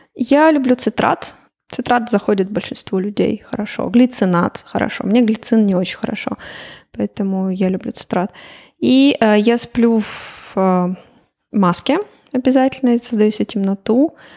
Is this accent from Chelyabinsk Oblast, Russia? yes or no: yes; Chelyabinsk, Chelyabinsk Oblast, Russia; moved away as an adult; also born or lived in Moscow, Russia / Slovenia / Portugal; now in Riga, Latvia; Я сама вообще из Челябинска, но училась я в Москве и жила 8 лет в Москве